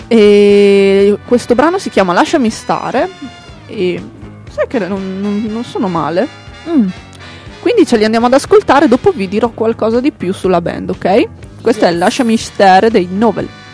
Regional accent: Emilia-Romagna, Italy; È una bestemmia per un emiliano

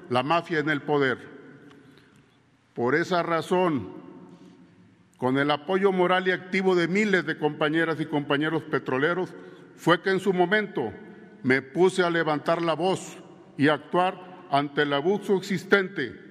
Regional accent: Mexico; Hoy participo en esta elección y lo hago porque como muchos mexicanos y petroleros creemos en el proyecto del señor presidente

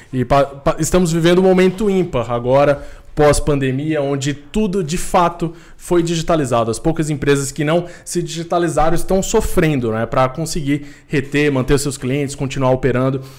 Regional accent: Recife, Pernambuco, Brazil; now in São Paulo, Brazil; é, tenho 29 anos, eu sou natural de Recife, mas moro aqui em São Paulo já há bastante tempo.

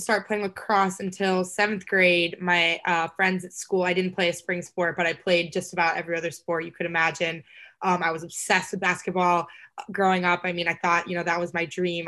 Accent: Texas, United States; I'm from Texas

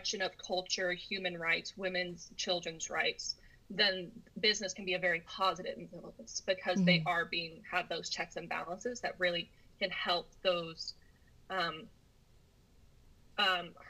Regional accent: United States; being American and being raised in this very capitalistic free market economy

